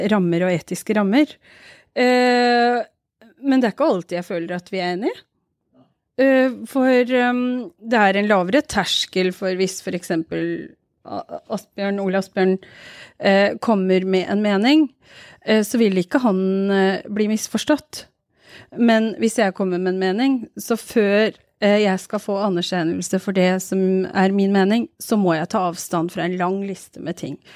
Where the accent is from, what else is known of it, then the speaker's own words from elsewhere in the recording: Norway; Jeg pleier å si jeg er fra Pakistan, jeg. For det er mye enklere, for de aksepterer ikke å høre at jeg er fra Norge.